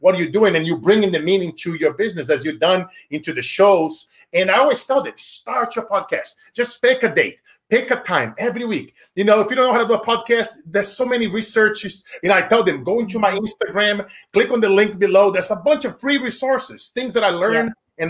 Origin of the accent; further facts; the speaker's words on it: Brazil; now in Silicon Valley, United States; me being from Brazil and now I'm an American. I've been here for the last 20 years living in Silicon Valley.